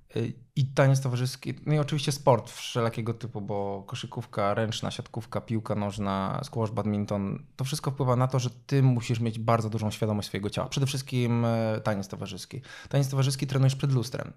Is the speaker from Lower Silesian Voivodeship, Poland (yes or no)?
no; Dębica, Subcarpathian Voivodeship, Poland; ja pochodzę z Dębicy.